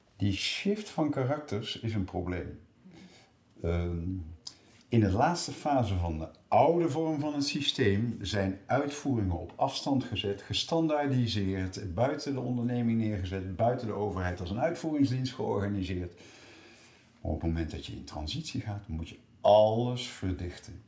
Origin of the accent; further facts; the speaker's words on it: Rotterdam, South Holland, Netherlands; Ik kom uit Rotterdam